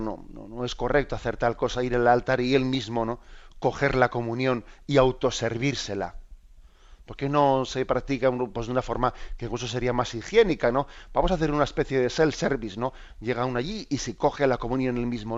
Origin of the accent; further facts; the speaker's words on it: Basque Country, Spain; soy vasco